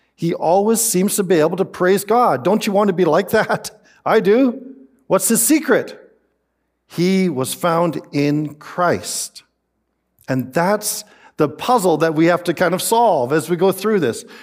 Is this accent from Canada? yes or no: yes; Canada; I am Canadian